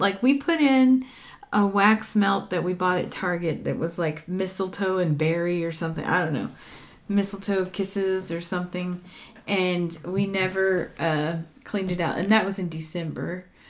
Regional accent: Texas, United States; Because I'm from

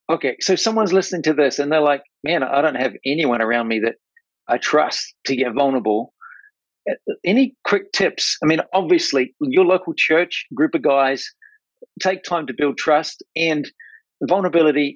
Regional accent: New Zealand; I'm from New Zealand. Like I'm a farm boy, redneck, New Zealand

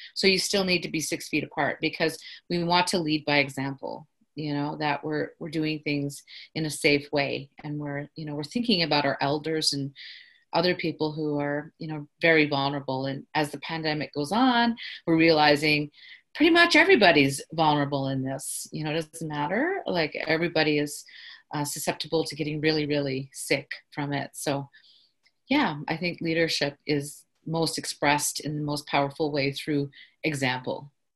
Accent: Carcross, Yukon, Canada; now in Whitehorse, Canada; I'm from the Carcross Tagish First Nation

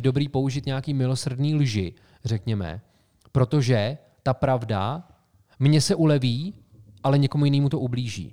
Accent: Karlovy Vary Region, Czechia; Cheb leží v Karlovarském kraji, odkud pocházíme

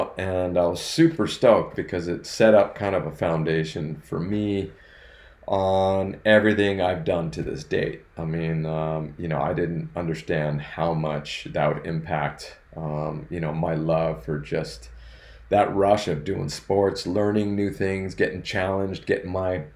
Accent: Northern California, United States; now in Southern California, United States; we grew up in Northern California, and we had a place in Lake Tahoe

